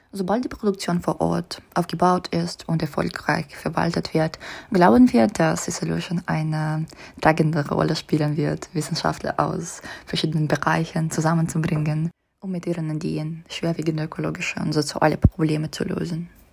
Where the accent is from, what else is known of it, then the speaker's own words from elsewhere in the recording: Saint Petersburg, Russia; German is a second language; moved away as an adult; now in Munich, Germany; Ich komme aus St. Petersburg, Russland